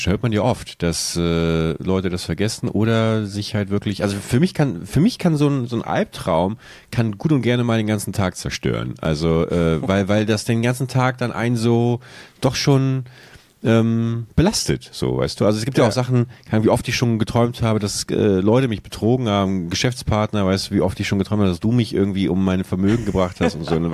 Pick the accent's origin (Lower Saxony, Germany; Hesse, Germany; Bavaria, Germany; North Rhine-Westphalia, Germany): Lower Saxony, Germany; Buchholz; wie ich in meiner alten Heimatstadt Buchholz äh, an so einer Kreuzung, an der ich früher gewohnt habe, langfahre